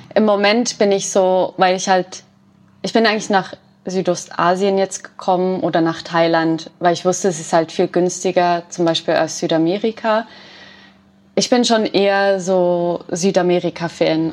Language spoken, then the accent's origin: German; Switzerland; bei uns in der Schweiz